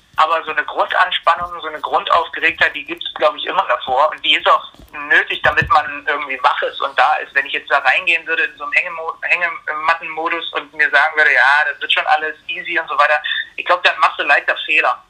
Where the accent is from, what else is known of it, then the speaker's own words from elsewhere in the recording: Zwickau, Saxony, Germany; moved away as an adult; now in Leipzig, Germany; ich komme eigentlich nicht aus Leipzig, ich komme eigentlich aus Zwickau, bin hier zum Studieren hergegangen